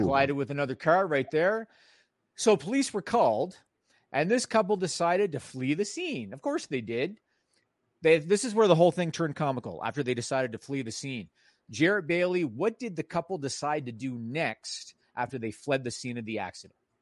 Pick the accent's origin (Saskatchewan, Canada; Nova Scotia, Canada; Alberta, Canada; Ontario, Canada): Ontario, Canada; Toronto; This one takes place in my hometown